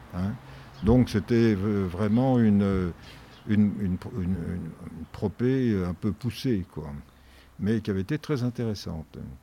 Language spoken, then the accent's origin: French; Paris region, Île-de-France, France; also born or lived in Toulouse / Ségus, Hautes-Pyrénées; now in Hautes-Pyrénées, France; je suis né à Toulouse où mon père avait fait pendant la guerre son retour à la terre. Il était agriculteur et il est resté de 1942 à 1950. Après quoi, nous avons habité euh, la région parisienne